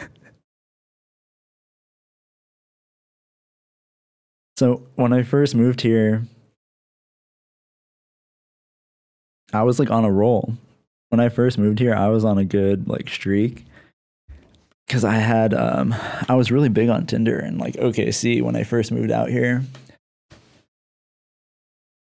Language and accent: English; Lancaster, Pennsylvania, United States; now in San Diego, United States; I live in San Diego, but I'm from Lancaster, Pennsylvania.